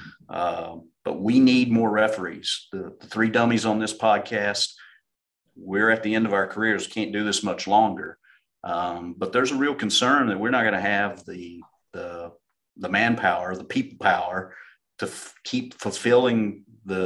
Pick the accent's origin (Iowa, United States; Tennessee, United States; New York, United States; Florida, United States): Tennessee, United States; Kingsport; moved away as an adult; now in Washington, D.C., United States; I grew up in Kingsport, Tennessee, which along with Bristol and Johnson City are called the Tri-Cities